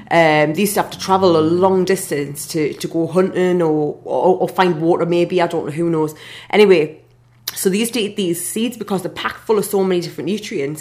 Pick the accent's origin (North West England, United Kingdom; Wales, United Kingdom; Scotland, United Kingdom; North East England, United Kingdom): North East England, United Kingdom; Newcastle upon Tyne; now in London, United Kingdom; I took Gathering of Minds to, to Newcastle, to my hometown